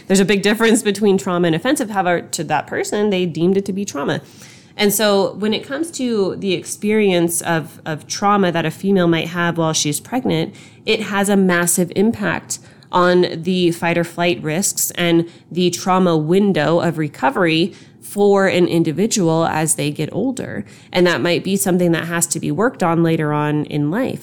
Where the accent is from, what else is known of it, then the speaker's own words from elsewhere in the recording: Long Beach, California, United States; I was born in Long Beach